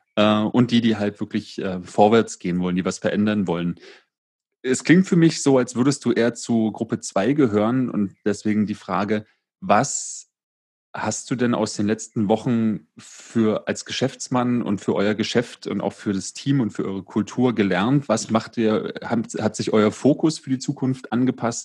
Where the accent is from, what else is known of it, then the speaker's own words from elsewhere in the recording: Berlin, Germany; erlebe ich in Berlin ganz häufig